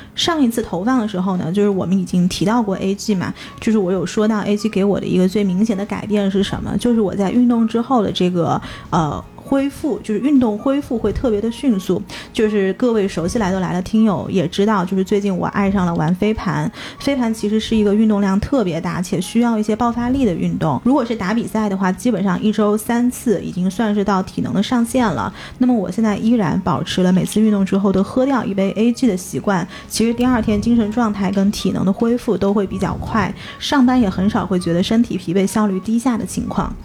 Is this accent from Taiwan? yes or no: no; China; also born or lived in United States; 国内小的时候，我们是没有尝过那种是的，味道的